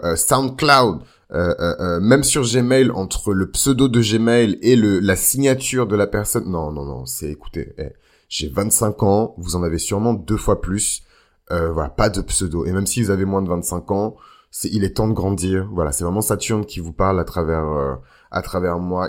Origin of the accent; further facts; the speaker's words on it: Benin; moi par exemple je viens du Bénin